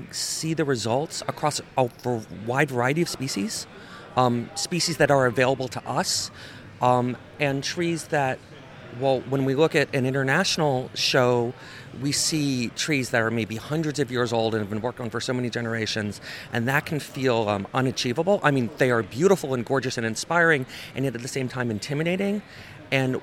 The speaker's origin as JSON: {"language": "English", "town": "New Haven", "region": "Connecticut", "country": "United States", "said": "I'm from New Haven, Connecticut"}